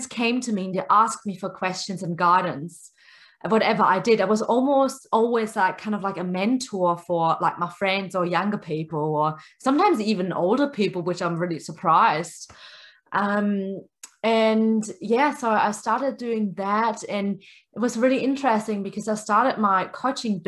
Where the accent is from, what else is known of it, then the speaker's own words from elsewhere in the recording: near Stuttgart, Baden-Württemberg, Germany; first language German; English is a second language; moved away as an adult; also born or lived in New Zealand; now in Brisbane, Australia; where I was coming from, that was really close to Stuttgart.